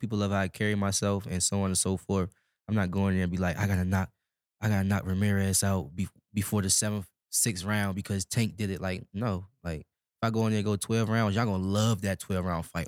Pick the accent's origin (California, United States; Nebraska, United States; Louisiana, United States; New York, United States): Nebraska, United States; I come from Nebraska